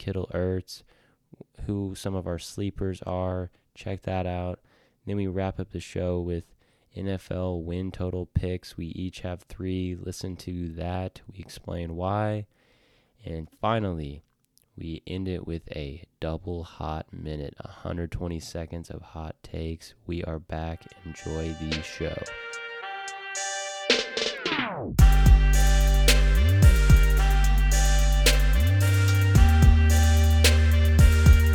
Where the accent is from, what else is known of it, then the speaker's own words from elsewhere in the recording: Oklahoma, United States; moved away; I'm back in the great state of Oklahoma, my hometown right now